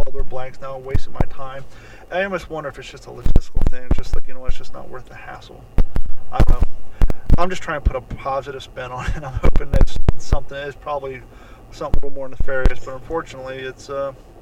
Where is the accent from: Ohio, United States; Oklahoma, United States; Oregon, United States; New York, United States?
Ohio, United States; Growing up in Ohio